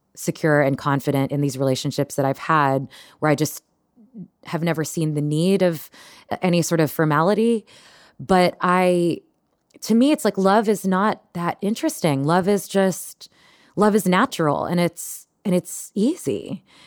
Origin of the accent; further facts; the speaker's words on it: Texas, United States; moved away; I grew up in Texas